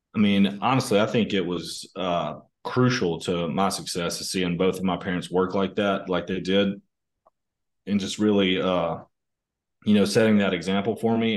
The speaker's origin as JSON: {"language": "English", "area": "small town outside of Tupelo", "region": "North Mississippi", "country": "United States", "tie": "born or raised there", "moved": "yes", "lives_now": "Germantown, United States", "said": "I grew up in Mississippi, um, you know, uh, kind of a small town in Mississippi outside of Tupelo, um, which is kind of North Mississippi"}